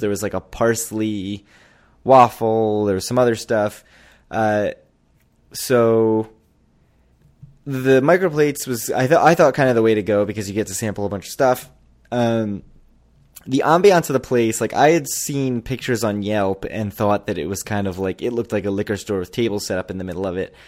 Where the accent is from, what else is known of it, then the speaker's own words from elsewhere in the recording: Maryland, United States; also born or lived in North Jersey; now in New Jersey, United States; I'm from Maryland